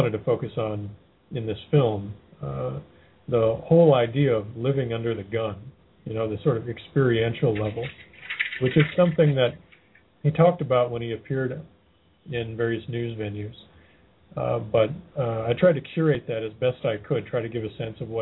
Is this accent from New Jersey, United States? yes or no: no; Athens, Georgia, United States; my hometown. In fact, pretty close to where I live